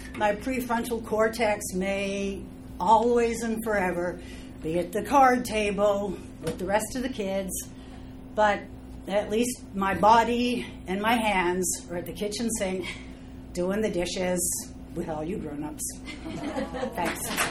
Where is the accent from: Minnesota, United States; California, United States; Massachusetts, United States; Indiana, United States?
California, United States; Los Angeles; I am from Los Angeles